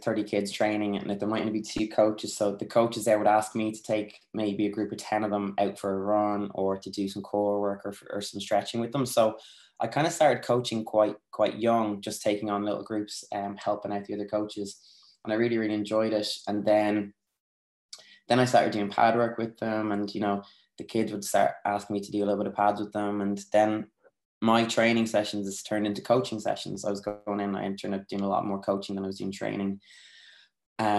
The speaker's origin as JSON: {"language": "English", "town": "Naas", "region": "Leinster", "country": "Ireland", "tie": "born or raised there", "said": "I lived in a housing estate growing up in Nace"}